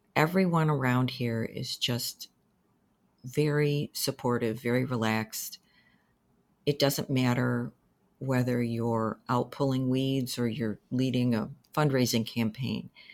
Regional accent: Danbury, Connecticut, United States; moved away as an adult; also born or lived in New Hampshire; I was born in Danbury, Connecticut. I went through most of my schooling there

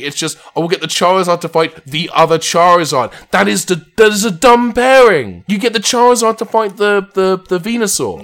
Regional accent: United Kingdom; also born or lived in Los Angeles; There was one in my hometown

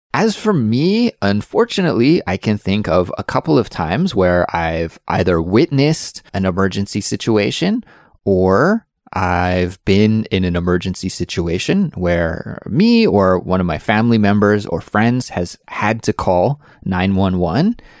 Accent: Canada; growing up in Canada

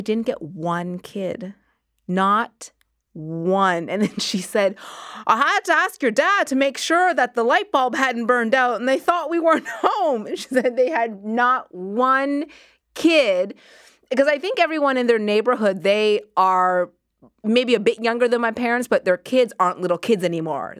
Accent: Halifax, Nova Scotia, Canada; moved away; my parents are in Halifax, which is where I grew up. I grew up in Nova Scotia

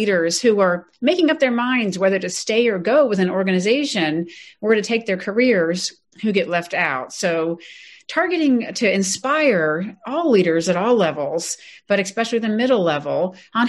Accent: Ellicott City, Maryland, United States; I was born and raised in Ellicott City, Maryland

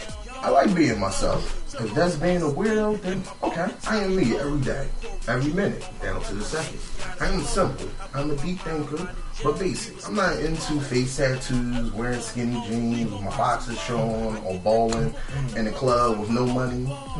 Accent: Philadelphia, Pennsylvania, United States; I'm from North Philly

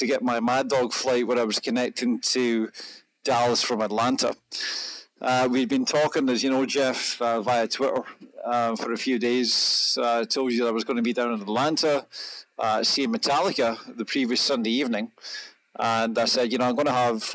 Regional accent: Scotland, United Kingdom; accent: Scottish; I'm Scottish

